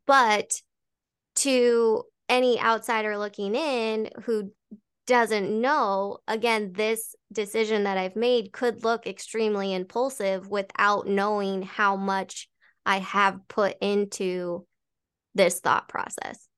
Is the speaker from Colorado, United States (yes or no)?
yes; Colorado, United States; moved away as an adult; now in Arizona, United States; going back to Colorado, going back to my hometown, which I moved away from five years ago.